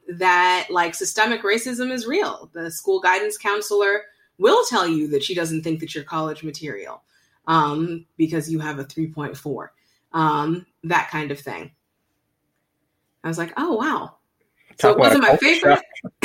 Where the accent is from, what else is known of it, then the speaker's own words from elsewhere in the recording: Virginia, United States; also born or lived in Zimbabwe / India / Bangladesh; now in Greensboro, United States; And I grew up in Northern Virginia, Zimbabwe, India, Bangladesh, and have decided to make Greensboro my home.